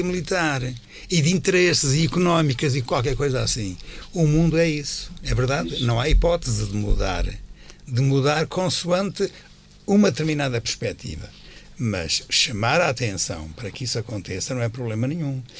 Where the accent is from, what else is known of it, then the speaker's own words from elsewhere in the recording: Norte, Portugal; moved away; also born or lived in Alentejo; quando eu era miúdo, lá na minha aldeia